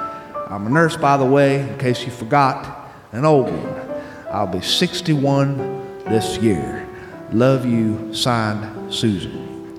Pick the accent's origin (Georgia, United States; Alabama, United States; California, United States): Alabama, United States; Mobile; now in St. Louis, United States; We're from Mobile originally, but we've fallen in love with St. Louis since we came here for my husband's job.